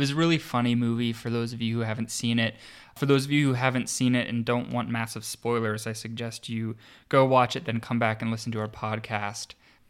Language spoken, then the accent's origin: English; Pittsburgh, Pennsylvania, United States; which is celebrated in my hometown of Pittsburgh. Shout out to all of my listeners in Pittsburgh